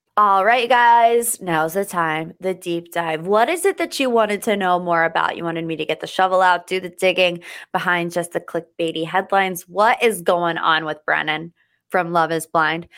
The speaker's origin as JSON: {"language": "English", "country": "United States", "said": "I, as an American"}